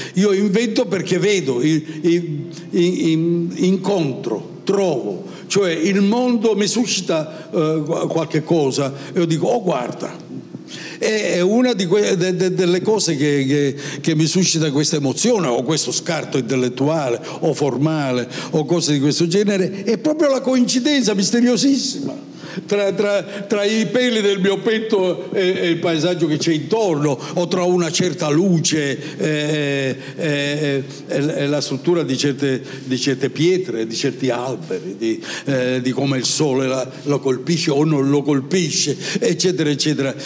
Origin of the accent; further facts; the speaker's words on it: province of Palermo, Sicily, Italy; first language Italian; also born or lived in Paris; now in Milan, Italy; io sono nato in Sicilia, provincia di Palermo, 76 anni fa